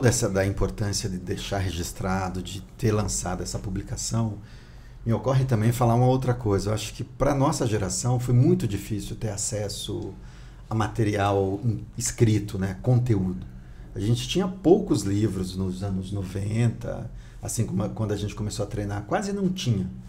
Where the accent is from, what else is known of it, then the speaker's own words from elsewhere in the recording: Northeast Brazil, Brazil; moved away; sou nordestino também